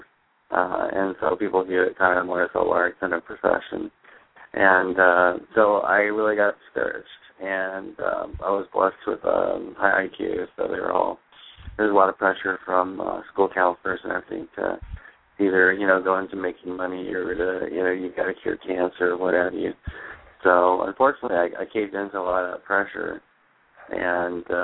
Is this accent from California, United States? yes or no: yes; Pismo Beach, California, United States; moved away as an adult; also born or lived in Hawaii; now in Arizona, United States; I grew up on the coast of California. I was born in Pismo Beach